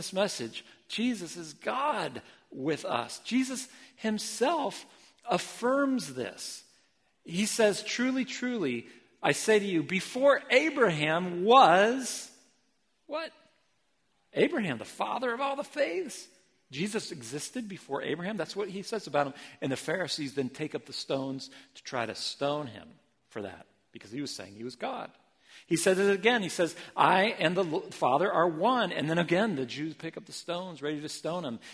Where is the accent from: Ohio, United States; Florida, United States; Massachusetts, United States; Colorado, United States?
Ohio, United States; moved away as an adult; also born or lived in Philippines; now in Portland, United States; I was raised in Ohio